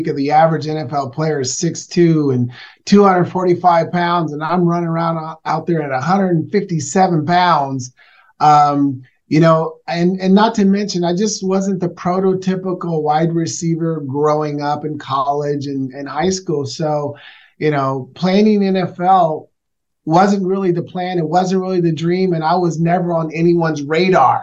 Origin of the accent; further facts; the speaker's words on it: Portland, Oregon, United States; I was raised in Northeast Portland, Oregon